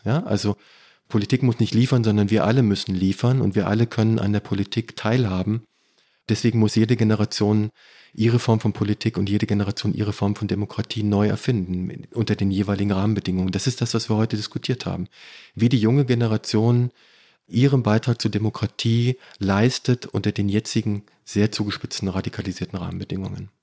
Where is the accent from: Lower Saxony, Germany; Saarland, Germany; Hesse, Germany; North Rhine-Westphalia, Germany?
Lower Saxony, Germany; between Peine, Wolfsburg and Hannover; Ich komme aus Niedersachsen. Ich komme aus dem Niemandsland zwischen Peine, Wolfsburg